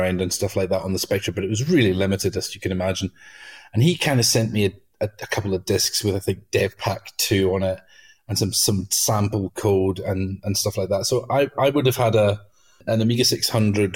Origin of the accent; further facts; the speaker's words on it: Outer Hebrides, Scotland, United Kingdom; I grew up in the Outer Hebrides